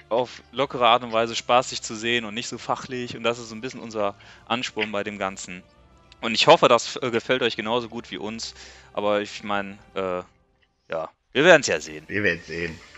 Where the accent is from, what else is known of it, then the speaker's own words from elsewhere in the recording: Düsseldorf, North Rhine-Westphalia, Germany; ich bin 32, komme auch aus Düsseldorf.